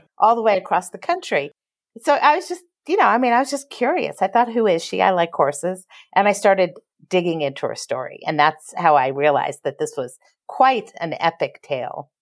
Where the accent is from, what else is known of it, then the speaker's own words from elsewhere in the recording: Los Angeles, California, United States; also born or lived in Houston, Texas; I grew up in Los Angeles.